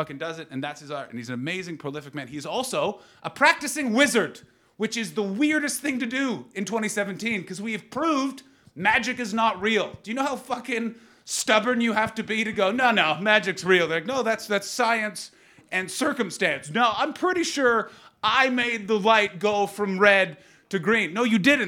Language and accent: English; Canada; as a Canadian, the fucking Brits do my accent all the time